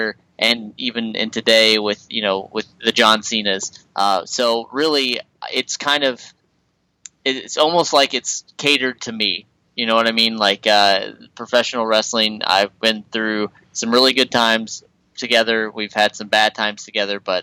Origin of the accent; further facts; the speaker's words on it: Midwest, United States; I'm from the Midwest